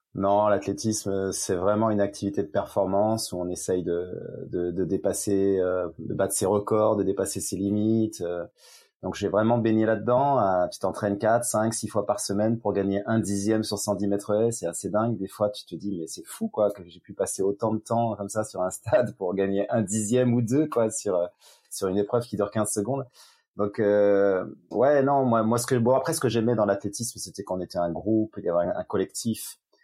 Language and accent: French; Yvelines, Paris region, Île-de-France, France; born or raised there; now in Avignon, France